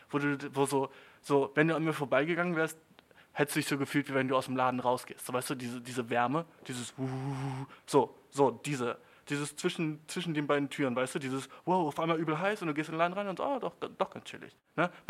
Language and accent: German; Germany; Und die, damals schon mit elf war ich so, aus Deutschland, Bitch, ne?